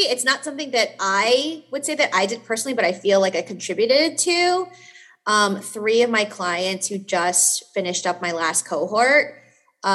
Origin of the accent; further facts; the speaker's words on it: New York City, New York, United States; I'm from New York City